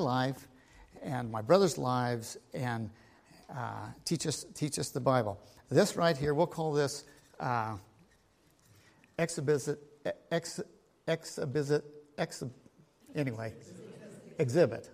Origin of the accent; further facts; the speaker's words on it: United States; I grew up here in Linn County. And I grew up on the farm